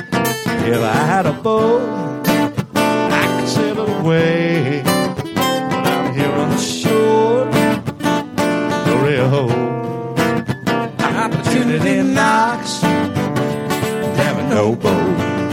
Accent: Clearwater, Florida, United States; also born or lived in Nashville, Tennessee; now in Tampa Bay, United States; I was actually raised in Clearwater. I grew up around the Tampa Bay area, but when I was 22, I moved off to Nashville and I lived up there for 20 years

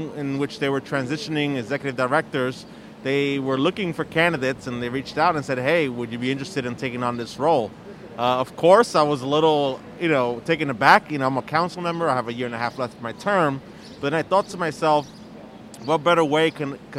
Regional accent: New York City, New York, United States; I grew up in East New York, is the neighborhood I represent

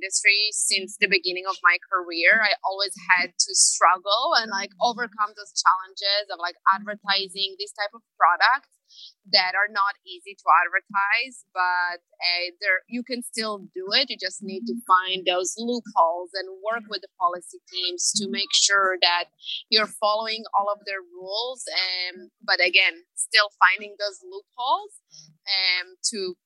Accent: Israel; moved away; I'm originally from Israel

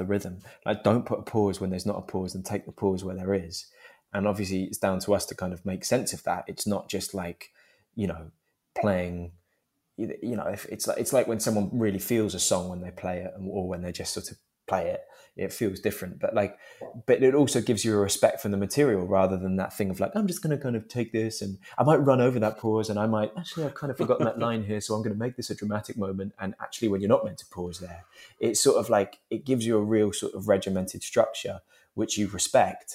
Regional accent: London, United Kingdom; I was born in Turnham Green

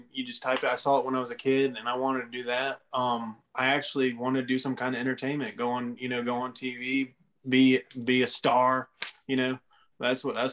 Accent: near Cleveland, Ohio, United States; That's Cleveland, Ohio. That's like next to my hometown.

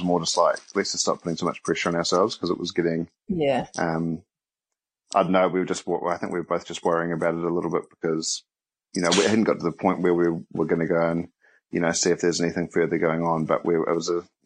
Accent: Wellington, New Zealand; moved away as an adult; now in Auckland, New Zealand; I'm from Wellington. I'm currently living in Auckland.

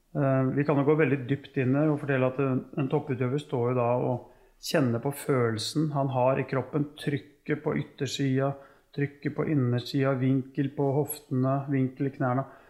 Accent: Norway; oppvekst hjemme på Tufte

